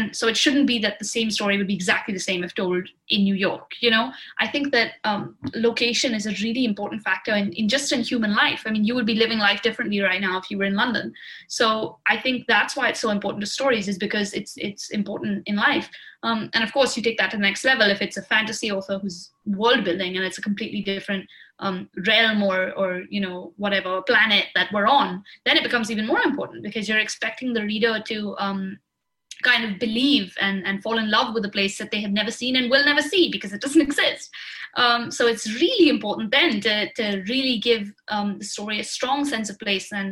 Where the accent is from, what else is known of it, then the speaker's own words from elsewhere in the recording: Jammu and Kashmir, India; moved away; I grew up in Kashmir, so I had a kind of familial connection to it